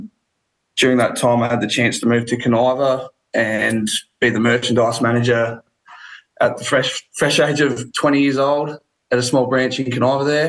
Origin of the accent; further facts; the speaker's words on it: Kapunda, South Australia, Australia; moved away as an adult; also born or lived in Dartmoor, Victoria; now in Horsham, Australia; I grew up on a sheep and cattle farm at Dartmoor in Western Victoria. When I was quite young, my father actually sold the farm during the forestry boom there, and we moved to Kapunda in the mid-north of South Australia